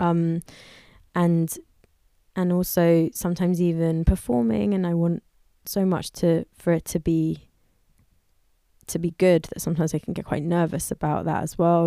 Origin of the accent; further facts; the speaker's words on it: London, United Kingdom; I grew up in London